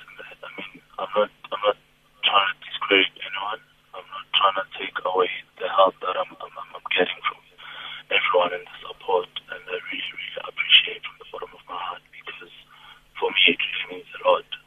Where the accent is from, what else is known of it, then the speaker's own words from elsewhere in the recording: South Africa; I'm still a South African footballer in a professional league